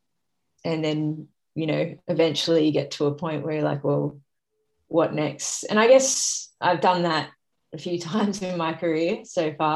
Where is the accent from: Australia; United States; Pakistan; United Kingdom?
Australia; Sydney, New South Wales; Sydney's obviously my hometown